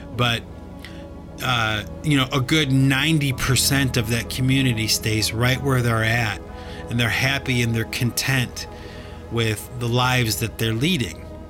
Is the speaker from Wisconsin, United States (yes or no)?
no; Cleveland, Ohio, United States; I grew up in Cleveland, Ohio